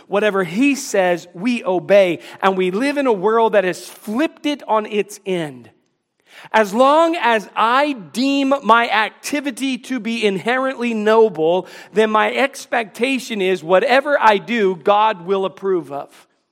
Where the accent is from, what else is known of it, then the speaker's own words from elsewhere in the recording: Washington, District of Columbia, United States; moved away as an adult; now in North Carolina, United States; I grew up in the Washington, D C area.